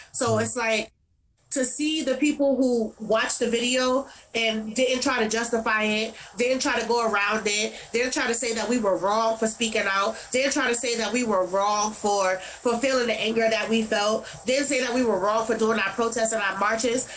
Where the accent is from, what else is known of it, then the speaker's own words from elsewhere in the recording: New York City, New York, United States; in Brownsville, where I'm from, I'm from Brownsville, 251 Mother Gaston between East New York and Liberty, right across the street from Howard Projects. That is my area. That is where I grew up